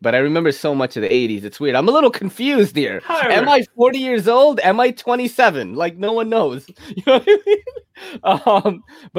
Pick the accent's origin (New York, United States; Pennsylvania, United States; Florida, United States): New York, United States; New York City; Yeah, I think I'm from New York City. I judge pizza.